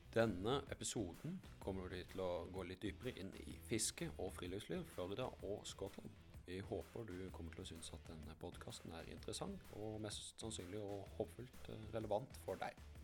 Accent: Mysen, Østfold, Norway; Jeg kom fra Mysen, som ligger i Østfold

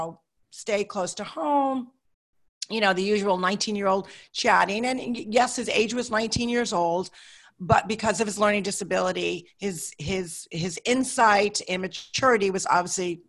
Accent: Hartford, Connecticut, United States; I grew up in Hartford, Connecticut.

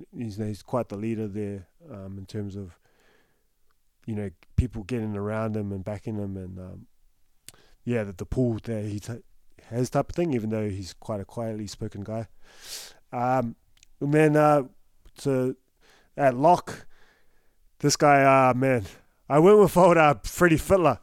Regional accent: Newcastle, New South Wales, Australia; I'm from Newcastle

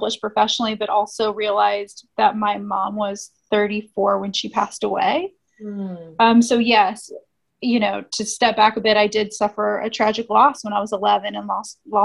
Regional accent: Indianapolis, Indiana, United States; I am born and raised in Indianapolis, Midwest girl

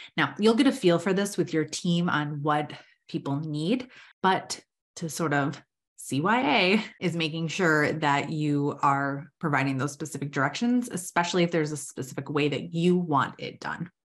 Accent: Minnesota, United States; I'm from Minnesota

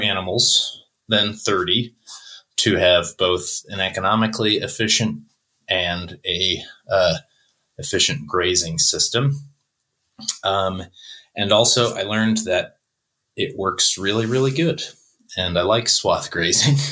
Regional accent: Buffalo, New York, United States; moved away as an adult; also born or lived in Swannanoa, North Carolina; I uh, was born and raised in Buffalo, New York

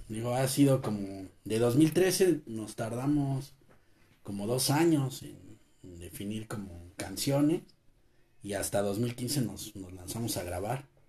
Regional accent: Mexico; nosotros como mexicanos

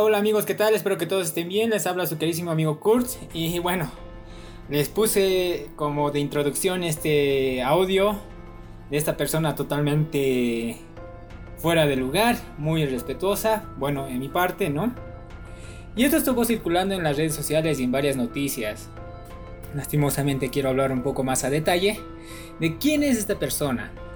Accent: Bolivia; como los bolivianos, nosotros decimos mucho, es que, es que, es

